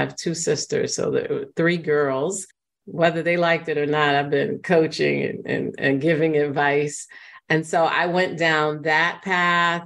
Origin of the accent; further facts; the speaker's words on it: New York City, New York, United States; I grew up in the Bronx in New York, and there's been a lot of gentrification, but the Bronx was a very rough area when I was growing up there